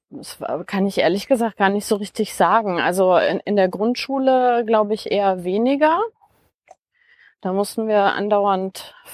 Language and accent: German; Bavaria, Germany; also born or lived in Cologne; Also wir sind äh, relativ bald dann nach äh, in die Nähe von Nürnberg gezogen. Und da bin ich im Wesentlichen aufgewachsen.